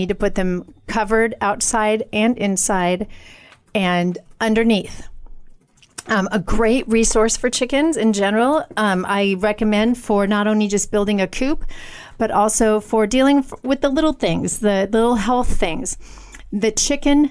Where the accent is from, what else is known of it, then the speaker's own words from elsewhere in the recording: United States; I'm an American woman